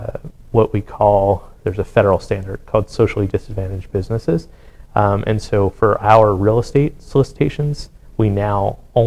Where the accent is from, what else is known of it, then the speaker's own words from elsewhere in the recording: Jersey City, New Jersey, United States; moved away as an adult; now in Washington, D.C., United States; in my hometown, they opened an End Pizza, which Jersey City, New Jersey, is kind of a big pizza place already